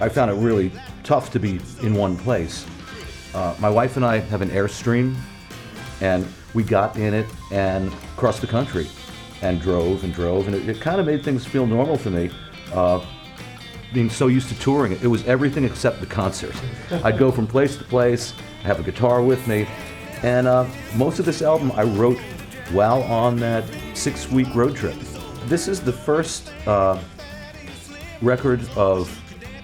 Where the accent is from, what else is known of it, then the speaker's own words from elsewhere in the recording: Long Island, New York, United States; We grew up together out on Long Island, New York